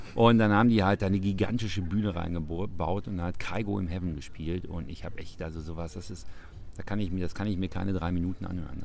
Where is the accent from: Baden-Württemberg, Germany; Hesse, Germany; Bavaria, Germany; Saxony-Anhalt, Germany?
Bavaria, Germany; Munich; now in Münster, Germany; ich bin ja gebürtiger Münchner